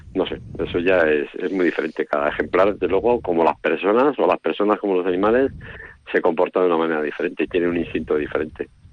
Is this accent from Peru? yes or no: no; Vitoria-Gasteiz, Basque Country, Spain; mi padre nació en Vitoria, entonces, claro, yo nací en Vitoria